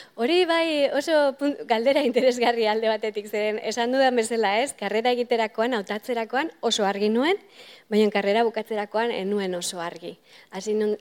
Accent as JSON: {"language": "Basque", "town": "Irun", "region": "Basque Country", "country": "Spain", "tie": "born or raised there", "moved": "as an adult", "lives_now": "Cambridge, United Kingdom", "said": "ni irunen hasi nintzen gehien bat"}